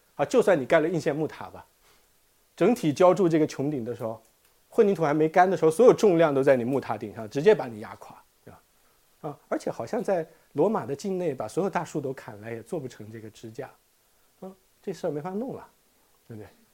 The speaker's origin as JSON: {"language": "Chinese", "country": "China", "said": "我们中国人"}